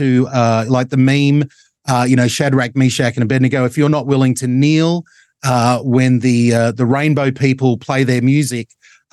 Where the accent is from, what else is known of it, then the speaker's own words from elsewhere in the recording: Australia; We're all Australian.